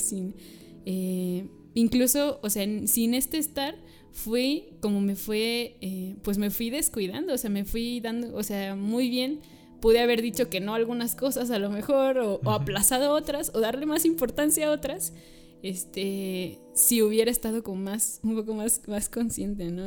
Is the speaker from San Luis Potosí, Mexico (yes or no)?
yes; San Luis Potosí, Mexico; soy de aquí de San Luis Potosí